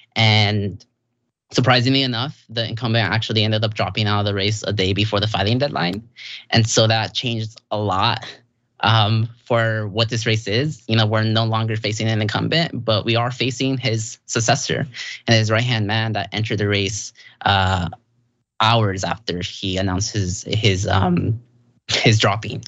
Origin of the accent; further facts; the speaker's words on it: Santa Ana, California, United States; I'm from Santa Ana.